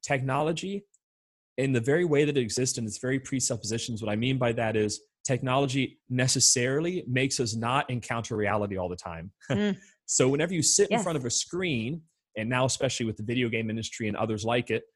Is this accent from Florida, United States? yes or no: yes; Orlando, Florida, United States; I'm born and raised in the Diocese of Orlando